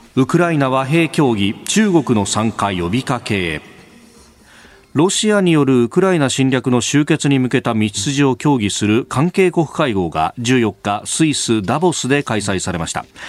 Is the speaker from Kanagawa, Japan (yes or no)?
yes; Yokosuka, Kanagawa, Japan; also born or lived in Yokohama; 横須賀生まれ横須賀育ち大学は横浜で過ごしました